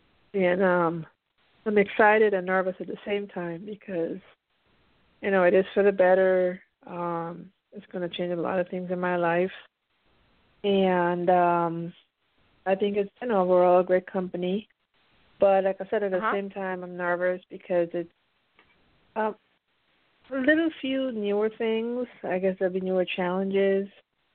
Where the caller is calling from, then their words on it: Pennsylvania, United States; I'm calling in from the East Coast from Pennsylvania.